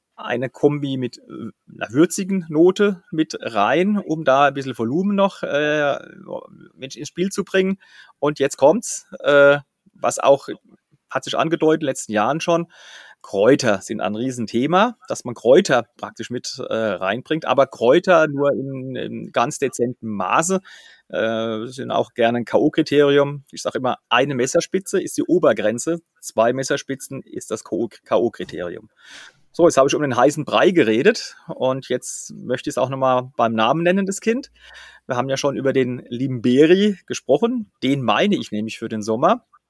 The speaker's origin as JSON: {"language": "German", "town": "Flörsheim-Dalsheim", "region": "Rhineland-Palatinate", "country": "Germany", "tie": "born or raised there", "said": "Flörsheim-Dalsheim, meinem Heimatort"}